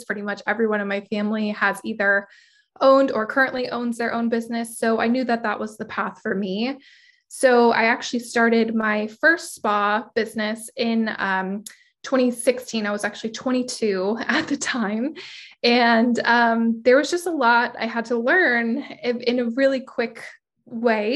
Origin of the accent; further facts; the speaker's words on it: San Diego, California, United States; I am born and raised in San Diego. I've been in San Diego my whole life, probably will never leave